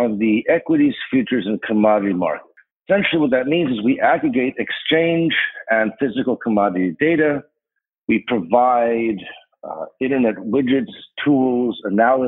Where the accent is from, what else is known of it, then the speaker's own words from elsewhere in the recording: Chicago, Illinois, United States; also born or lived in Rhode Island / Evanston; I grew up mostly in Chicago on the north side in Rogers Park